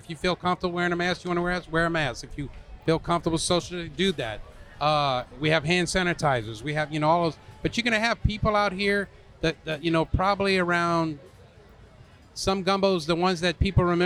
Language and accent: English; Louisiana, United States; also born or lived in North Carolina; I'm from Louisiana